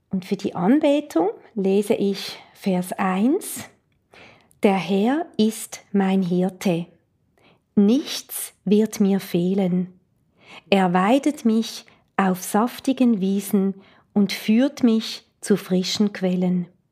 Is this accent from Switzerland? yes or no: yes; Switzerland; Ich komme aus der Schweiz